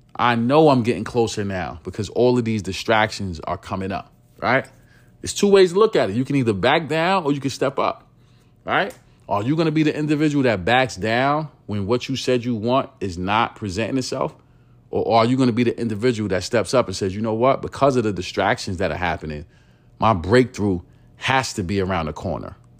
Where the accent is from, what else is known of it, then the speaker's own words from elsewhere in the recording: New York City, New York, United States; I am from East New York, Brooklyn. I grew up in, uh, penthouses, right? It's, it's called Lewis H, Lewis H Pinkhouses. It is a New York City housing development